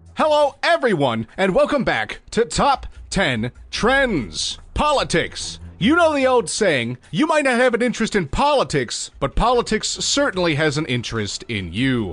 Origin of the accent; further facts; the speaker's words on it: Chicago, Illinois, United States; my hometown of Chicago